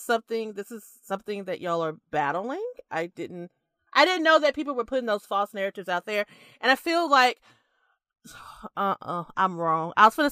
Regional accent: United States; I could be wrong because I'm very American.

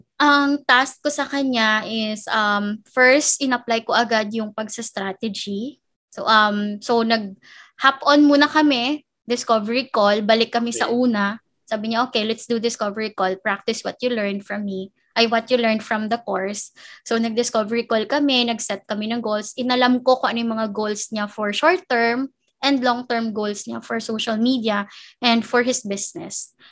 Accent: Bacolod, Negros Island Region, Philippines; moved away as an adult; now in Manila, Philippines; first job ko dito sa Manila, because I'm from Bacolod, originally from Bacolod.

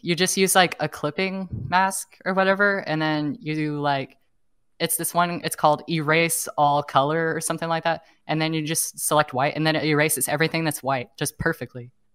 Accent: Oklahoma, United States; now in San Francisco, United States; I grew up in Oklahoma

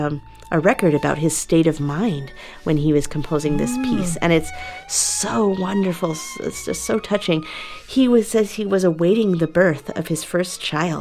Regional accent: Chicago, Illinois, United States; Chicago blues is like my hometown music

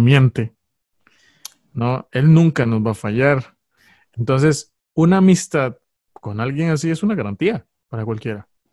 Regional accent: San José, Costa Rica; soy costarricense, soy de Costa Rica, de San José.

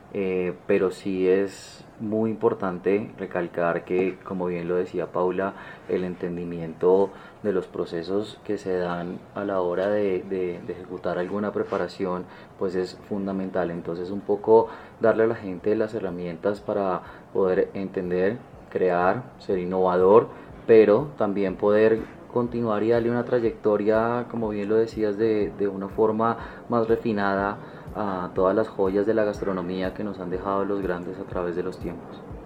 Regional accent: Colombia; nosotros como colombianos

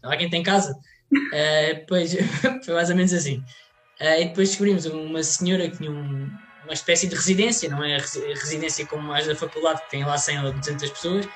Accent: Portugal; sendo português

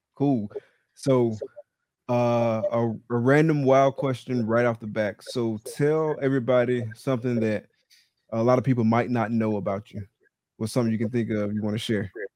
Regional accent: Valdosta, Georgia, United States; now in Gainesville, United States; I live in Gainesville, Florida right now, and I'm from Valdosta, Georgia

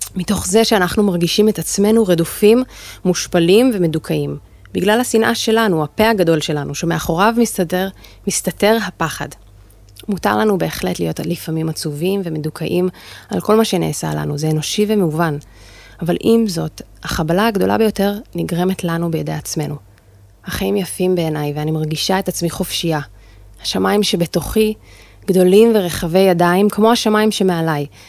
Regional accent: Jerusalem, Jerusalem District, Israel; במקור אני מירושלים, וגדלתי להורים אה, דתיים

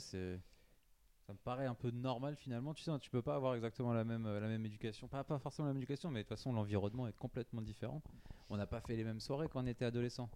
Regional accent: Varennes-sur-Seine, Île-de-France, France; now in Paris, France; dans le sept sept, euh, à Varennes, là où j'ai grandi

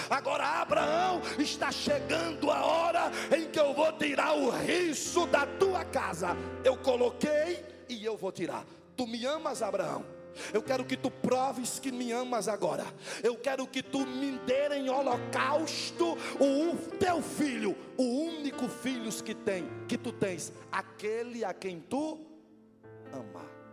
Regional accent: Northeast Region, Brazil; moved away

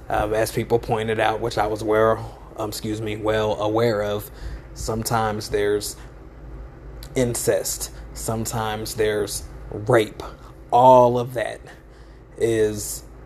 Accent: United States; I'm African American

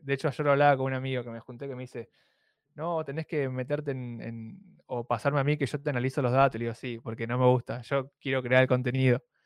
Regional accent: Argentina; Sí, soy de Argentina.

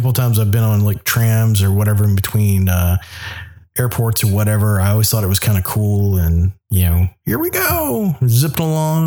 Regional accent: the South, United States; now in Anchorage, United States; I grew up in the South

